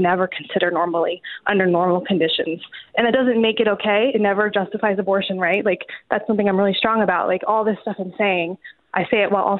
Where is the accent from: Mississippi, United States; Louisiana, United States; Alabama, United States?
Louisiana, United States; New Orleans; I live, I'm located, my hometown is in New Orleans, Louisiana